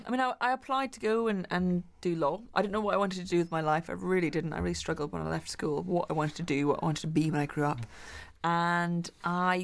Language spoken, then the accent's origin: English; Glasgow, Scotland, United Kingdom; When I was growing up in Glasgow